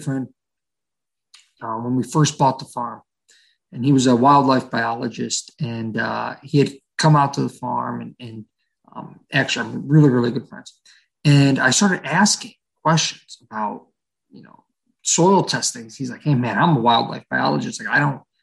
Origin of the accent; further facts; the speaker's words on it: Ohio, United States; born and raised in Ohio. I've lived all over the state of Ohio, from northeastern Ohio to southeastern Ohio